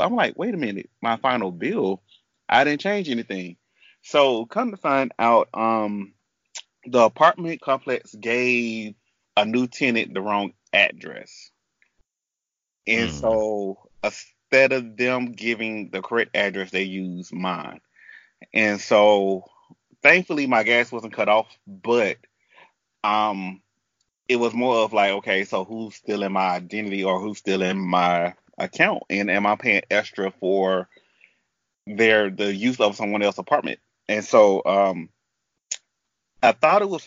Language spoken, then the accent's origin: English; the South, United States; I grew up in the South